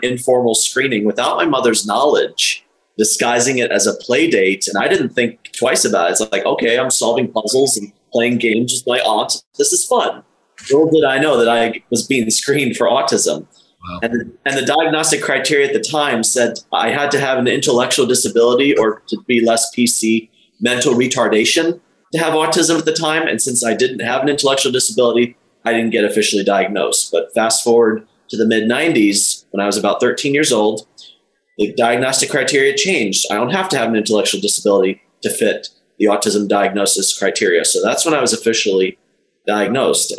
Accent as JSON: {"language": "English", "region": "Illinois", "country": "United States", "tie": "born or raised there", "said": "I was born in Illinois in the mid 80s"}